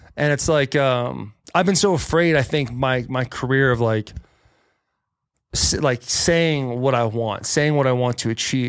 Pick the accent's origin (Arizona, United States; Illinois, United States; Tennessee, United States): Arizona, United States; also born or lived in California; now in Nashville, United States; I was born in California, grew up in Arizona